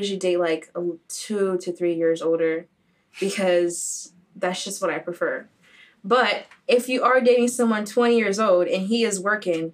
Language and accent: English; Haiti; from Haiti